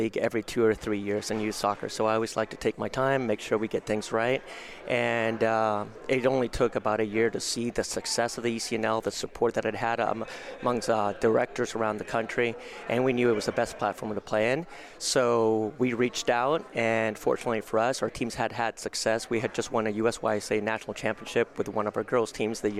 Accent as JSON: {"language": "English", "area": "Bay Area", "region": "California", "country": "United States", "said": "I was from the Bay Area, so I lived at home."}